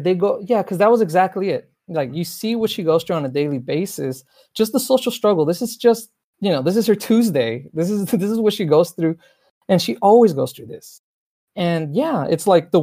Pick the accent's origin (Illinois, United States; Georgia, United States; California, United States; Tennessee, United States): California, United States; Los Angeles; also born or lived in Mexico; I'm from South Los Angeles. So the world I grew up in is predominantly African-American.